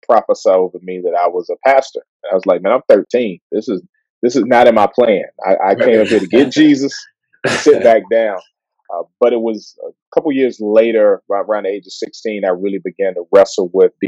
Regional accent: Washington, District of Columbia, United States; I grew up in Southeast Washington, D.C., man. So I was born and raised there.

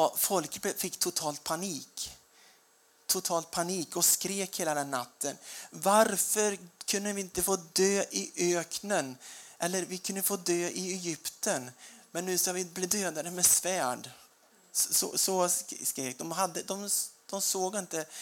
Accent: Småland, Sweden; Jag är smålänning

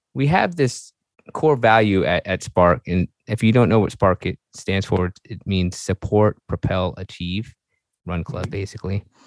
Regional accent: Virginia, United States; we're actually from Virginia

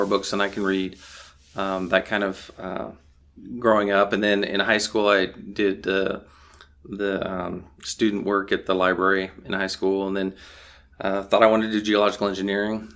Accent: Alaska, United States; I grew up in Alaska.

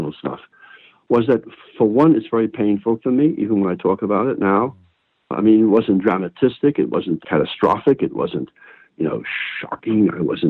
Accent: New York City, New York, United States; my growing up in the Bronx. It's about my childhood with my grandparents

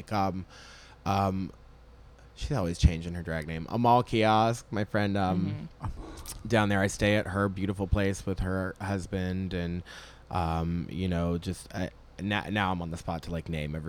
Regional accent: Jacksonville, Florida, United States; I'm from Jacksonville

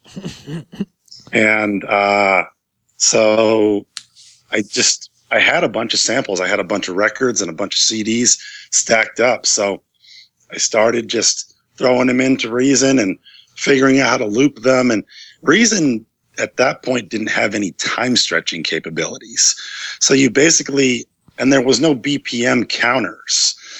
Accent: Ithaca, New York, United States; back in my hometown in Ithaca, New York

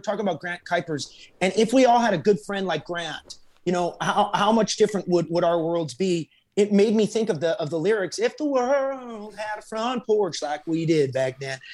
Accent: Alberta, Canada; now in Nashville, United States; I'm from Alberta

